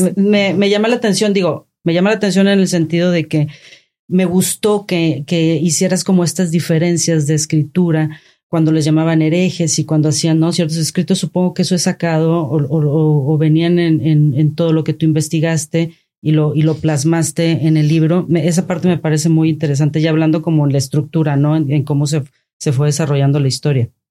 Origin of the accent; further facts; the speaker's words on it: Tampico, Tamaulipas, Mexico; yo que soy de Tampico